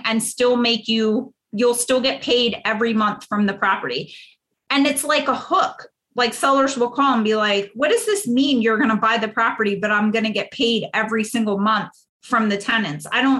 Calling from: Pennsylvania, United States

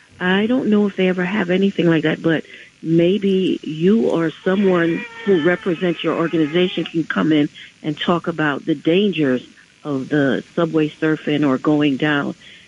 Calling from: New York City, New York, United States; I'm calling from the Bronx.

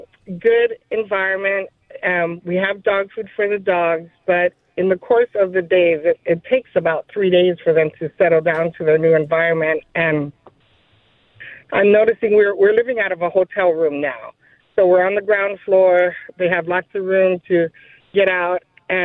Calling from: Lahaina, Hawaii, United States; I am calling from Lahaina, Maui, Hawaii.

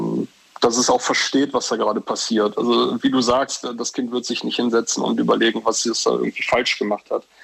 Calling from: Leverkusen, North Rhine-Westphalia, Germany; Äh, ich komme aus Leverkusen.

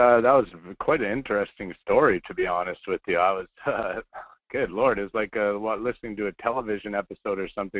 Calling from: Anchorage, Alaska, United States; I'm in Anchorage.

